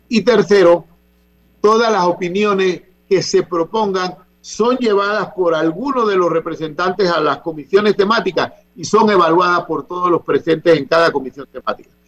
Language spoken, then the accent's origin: Spanish; San Francisco, Veraguas, Panama; Sus ancestros son de San Francisco de Veragua y yo soy de San Francisco de Veragua.